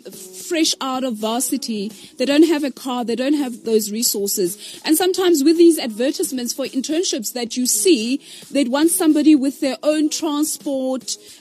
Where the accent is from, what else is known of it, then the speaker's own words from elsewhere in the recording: Pretoria, Gauteng, South Africa; also born or lived in Johannesburg; I grew up in Joburg. I mean, in Pretoria, it's the capital city.